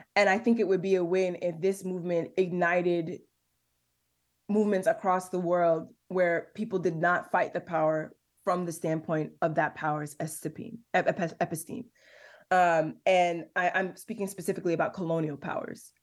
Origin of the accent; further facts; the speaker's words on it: Detroit, Michigan, United States; I grew up on Twelve Mile and Losser.